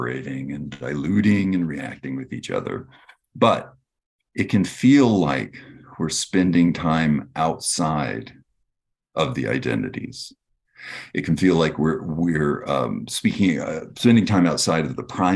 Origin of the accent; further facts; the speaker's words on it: Texas, United States; grew up in Texas